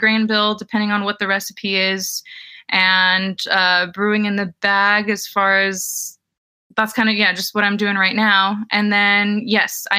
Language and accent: English; New Jersey, United States; moved away as an adult; now in California, United States; I'm living out here in California right now, and I originally grew up in New Jersey. So growing up in New Jersey, came out to California for college